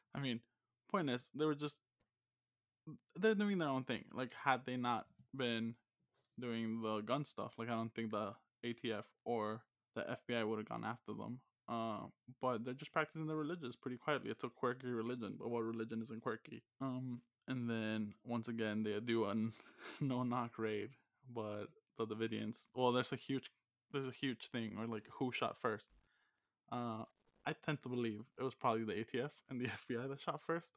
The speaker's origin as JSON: {"language": "English", "region": "Texas", "country": "United States", "said": "I'm from Texas."}